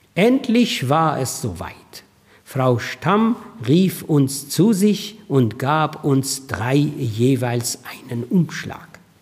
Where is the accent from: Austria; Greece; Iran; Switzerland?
Iran; German is a second language; moved away as an adult; now in Germany; Ich bin, ich bin ein, ein Mensch mit deutschen Stärken und iranischen Schwächen